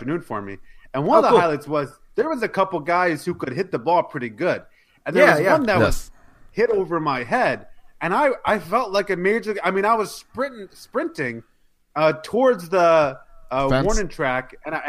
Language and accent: English; Queenstown, Maryland, United States; I'm from Queenstown. And I can say I'm from Queenstown